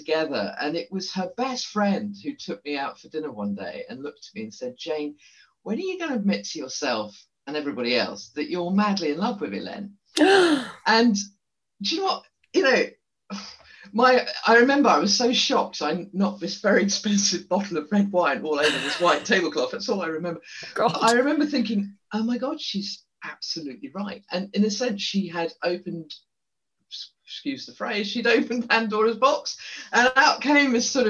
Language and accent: English; Guernsey; moved away as an adult; also born or lived in Paris; I grew up in Guernsey in the Channel Islands in quite a sheltered, conservative place.